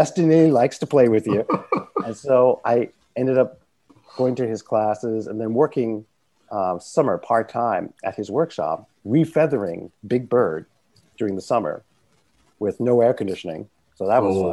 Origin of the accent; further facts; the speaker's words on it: New York City, New York, United States; I grew up in Central Harlem